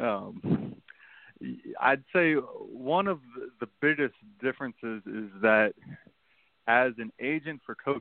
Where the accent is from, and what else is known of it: D.C., Northern Virginia, United States; born or raised there; also born or lived in Stanford, California